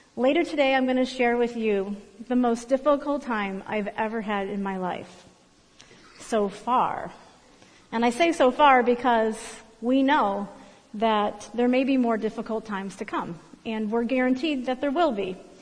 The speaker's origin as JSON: {"language": "English", "town": "Berea", "region": "Ohio", "country": "United States", "tie": "born or raised there", "also_born_or_lived": "Lorain County, Ohio", "moved": "as an adult", "lives_now": "Columbus, United States", "said": "I grew up in Berea, Ohio, uh, in a middle class neighborhood."}